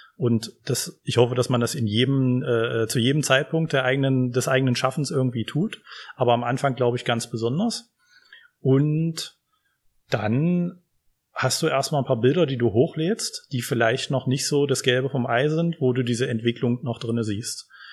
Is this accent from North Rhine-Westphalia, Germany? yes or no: no; Magdeburg, Saxony-Anhalt, Germany; now in Halle, Germany; Ich komme ursprünglich aus Magdeburg